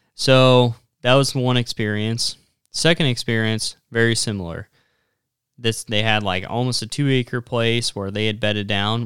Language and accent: English; Platte River, west of Sutherland towards Hershey, Nebraska, United States; Where I grew up hunting on the Platte River was just west of Sutherland towards Hershey.